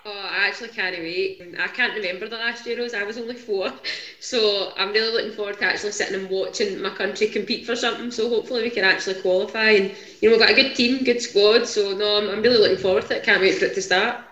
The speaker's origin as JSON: {"language": "English", "town": "Whitburn", "region": "Scotland", "country": "United Kingdom", "lives_now": "Livingston, United Kingdom", "said": "I'm originally from a wee town called Whitburn, kind of between Glasgow and Edinburgh, just off the M8, but I now stay in Livingston"}